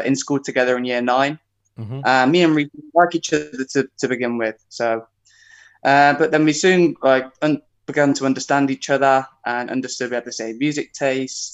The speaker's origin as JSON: {"language": "English", "town": "Coventry", "region": "West Midlands", "country": "United Kingdom", "said": "we're from Coventry"}